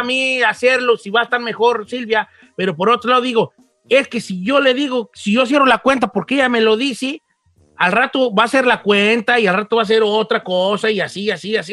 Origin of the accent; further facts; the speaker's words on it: Mexico; soy mexicano, pero español de corazón